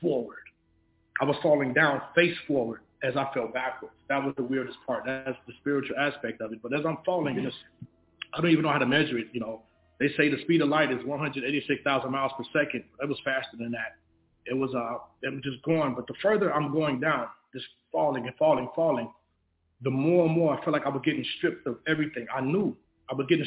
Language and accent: English; Chicago, Illinois, United States; I'm originally from Chicago, Illinois